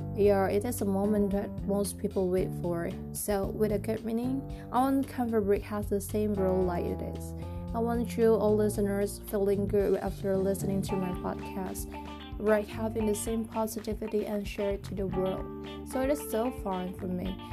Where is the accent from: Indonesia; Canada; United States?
Indonesia; I come from Indonesia, a country with thousands culture, ethnics, and traditions.